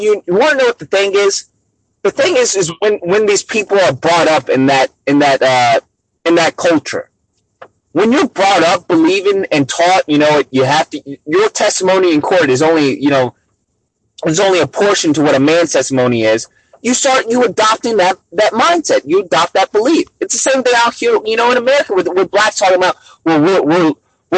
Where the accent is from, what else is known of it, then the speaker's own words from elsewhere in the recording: New York City, New York, United States; now in Hawaii, United States; I'm from Bronx. I'm from New York